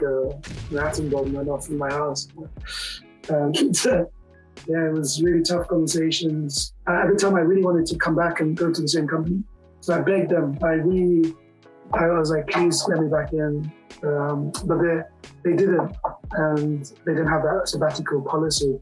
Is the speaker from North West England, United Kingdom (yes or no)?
no; London, United Kingdom; the village I was staying in was just a million miles away from where I grew up in London.